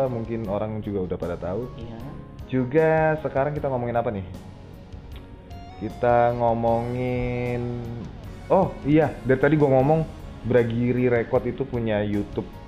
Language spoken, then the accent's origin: Indonesian; Jakarta, Indonesia; gue juga orang Jakarta terus nyari kerjaan itu susah banget